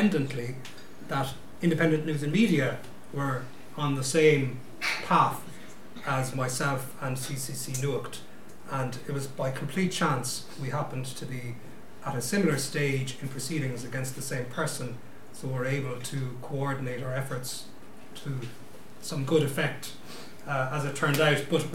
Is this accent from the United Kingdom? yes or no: no; Limerick, Munster, Ireland; also born or lived in Dublin; I'm from Limerick. I am a simple country solicitor.